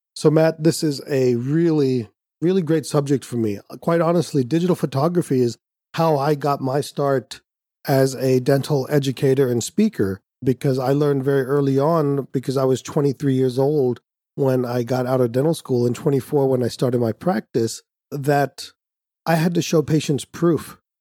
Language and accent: English; India; Being Indian